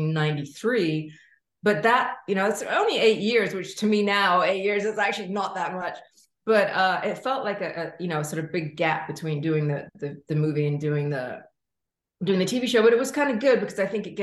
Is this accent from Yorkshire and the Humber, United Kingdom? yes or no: no; London, United Kingdom; moved away as an adult; also born or lived in New York; I grew up in London